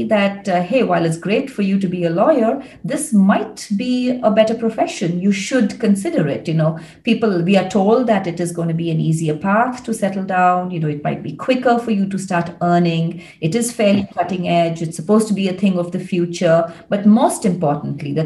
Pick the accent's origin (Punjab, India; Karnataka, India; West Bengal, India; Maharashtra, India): Karnataka, India; Bangalore; also born or lived in United States; growing up in Bangalore, I think my family environment, the kind of environment that I grew up